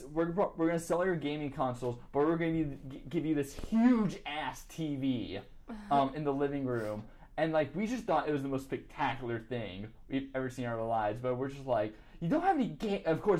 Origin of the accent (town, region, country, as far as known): Sumter, South Carolina, United States